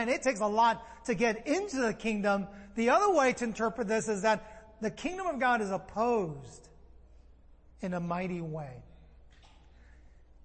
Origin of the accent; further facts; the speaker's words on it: San Francisco, California, United States; I'm from San Francisco. I like sourdough a lot. I grew up with sourdough